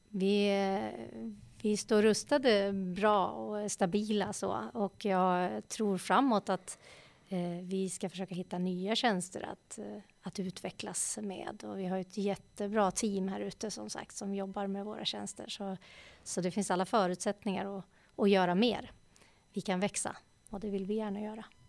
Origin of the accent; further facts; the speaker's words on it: Eskilstuna, Södermanland, Sweden; Jag är ju uppvuxen här i Eskilstuna, eller strax utanför Eskilstuna, på en, en liten gård